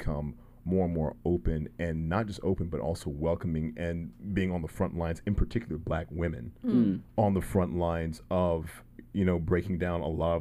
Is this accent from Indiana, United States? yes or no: no; Alabama, United States; I'm from Alabama